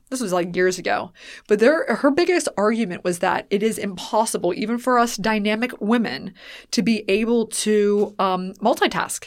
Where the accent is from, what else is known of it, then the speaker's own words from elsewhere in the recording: Weirton, West Virginia, United States; moved away; I grew up in Weirton, West Virginia, which is right west of Pittsburgh